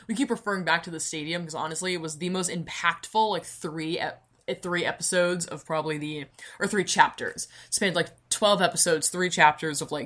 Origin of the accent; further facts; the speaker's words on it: United States; I'm such American